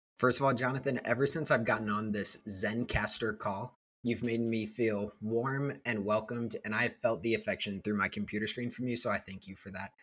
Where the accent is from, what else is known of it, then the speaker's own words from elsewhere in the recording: Northwest Indiana, United States; I grew up in Northwest Indiana.